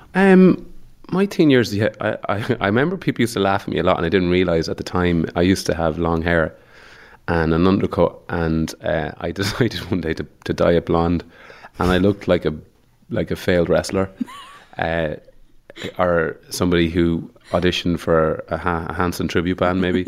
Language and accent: English; Mullingar, Westmeath, Ireland; moved away as an adult; also born or lived in Dublin; I'm from Mullingar